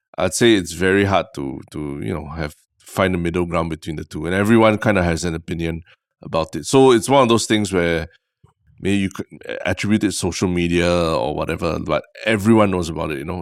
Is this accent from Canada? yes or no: no; Singapore